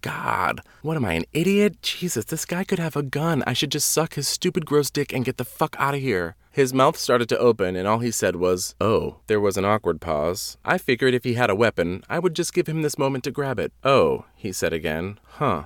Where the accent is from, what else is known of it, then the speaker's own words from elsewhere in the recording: Wareham, Massachusetts, United States; moved away as an adult; also born or lived in New York; My hometown is the armpit of Massachusetts.